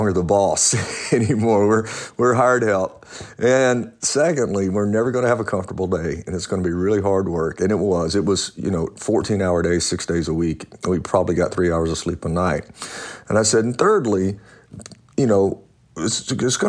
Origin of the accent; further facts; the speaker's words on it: Louisiana, United States; I grew up in Louisiana, and my stepdad was a cowboy, so I could ride before I could walk